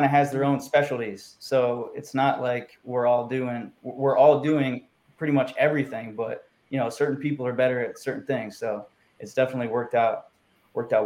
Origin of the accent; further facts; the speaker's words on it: Youngstown, Ohio, United States; growing up in Youngstown, Ohio